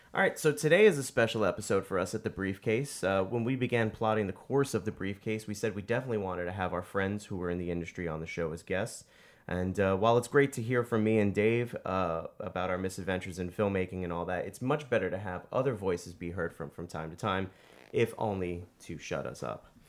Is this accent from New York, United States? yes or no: yes; New York City, New York, United States; I was born and raised in the Bronx, and thirty plus years in the Bronx, almost forty years in the Bronx now